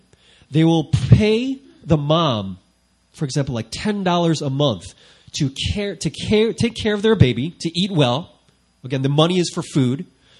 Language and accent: English; South Korea; they knew I came from South Korea.